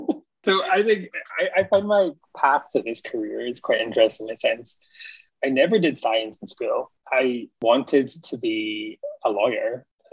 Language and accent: English; Scotland, United Kingdom; moved away as an adult; also born or lived in England / Alaska; now in Canada; because I grew up in Scotland and I moved to England to do my master's and my PhD. But a big chunk of my PhD was in Alaska and had a lot of American colleagues.